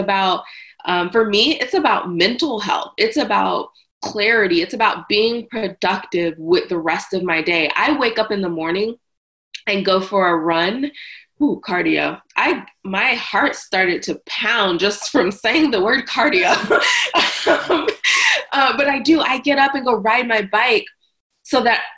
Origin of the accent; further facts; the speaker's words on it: the South, United States; I'm from the South